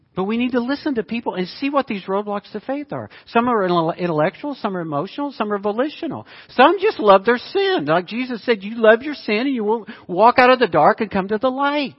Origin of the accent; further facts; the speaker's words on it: United States; I grew up in Arkansas, Oklahoma.